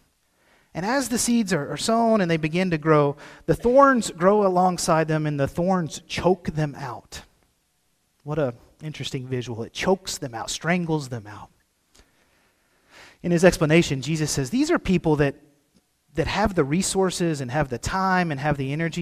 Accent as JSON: {"language": "English", "town": "Cave City", "region": "Arkansas", "country": "United States", "moved": "yes", "said": "I'm from Cave City, home of the world's sweetest watermelons"}